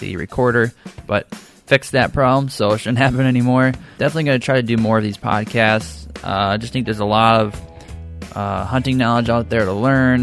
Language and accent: English; Michigan, United States; coming from my home state of Michigan